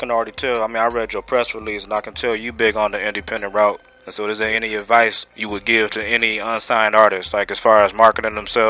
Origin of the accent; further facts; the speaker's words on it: Detroit, Michigan, United States; Shoot, yeah, I'm from Michigan myself, dog.